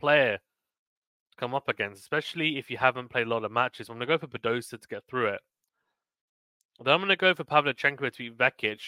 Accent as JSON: {"language": "English", "country": "United Kingdom", "said": "I'm a Brit"}